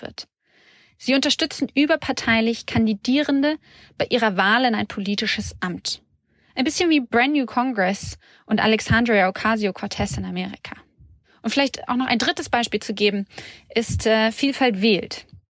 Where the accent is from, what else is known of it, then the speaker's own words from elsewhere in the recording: Syria; German is a second language; moved away as an adult; now in Berlin, Germany; Ich bin seit 2014 in Deutschland und ich komme aus Syrien